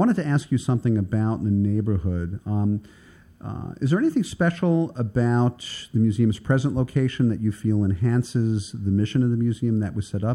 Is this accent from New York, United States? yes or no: yes; New York City, New York, United States; I grew up in Manhattan Beach